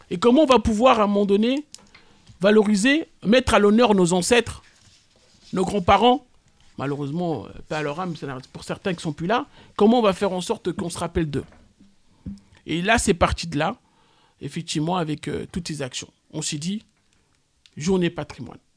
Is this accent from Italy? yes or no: no; France; Aujourd'hui, je suis français et je suis fier d'être français.